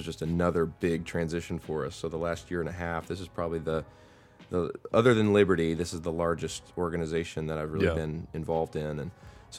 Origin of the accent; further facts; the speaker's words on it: Colorado, United States; moved away as an adult; also born or lived in Louisiana / Virginia; I was born in the Army in Louisiana, and then we moved to Colorado, so I grew up in Colorado.